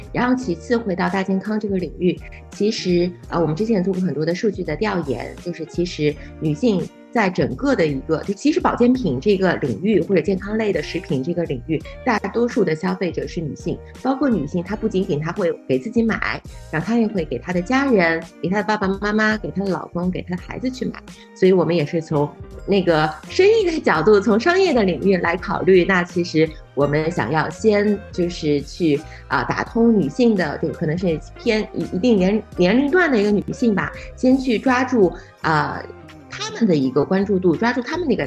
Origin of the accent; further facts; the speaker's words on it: Shanghai, China; 我是上海人